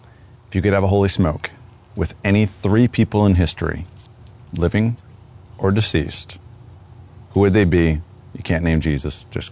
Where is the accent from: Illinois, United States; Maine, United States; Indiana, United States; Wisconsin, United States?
Wisconsin, United States; moved away; I grew up in Wisconsin